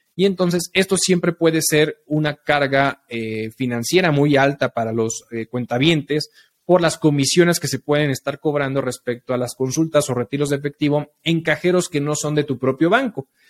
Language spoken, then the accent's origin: Spanish; Mexico; somos nosotros los mexicanos